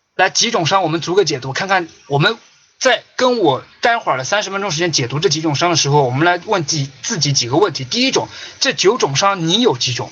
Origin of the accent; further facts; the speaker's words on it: China; 这三种伤是我们中国人早就接受了